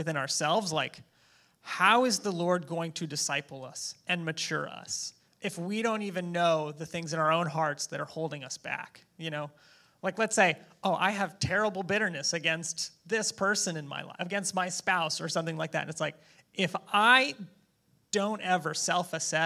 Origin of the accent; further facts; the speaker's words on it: United States; I'm an American